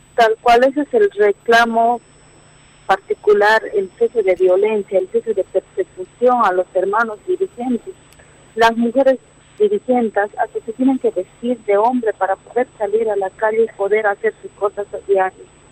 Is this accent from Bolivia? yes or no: yes; Bolivia; en nuestro pueblo boliviano